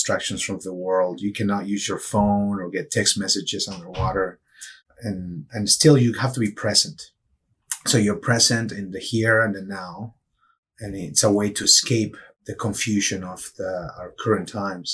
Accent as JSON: {"language": "English", "country": "Peru", "tie": "born or raised there", "also_born_or_lived": "Michigan", "moved": "yes", "lives_now": "Tampa Bay, United States", "said": "I grew up in Peru, so I grew up surfing in the coast."}